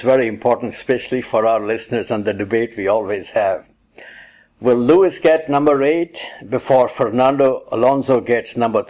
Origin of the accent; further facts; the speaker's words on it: Pakistan; moved away; Well, I'm originally from Pakistan